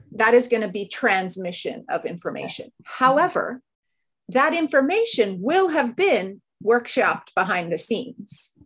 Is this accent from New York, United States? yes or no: yes; New York, United States; moved away as an adult; also born or lived in Hong Kong; now in China; I'm from the US, which you can hear in my voice, I'm sure. I grew up in New York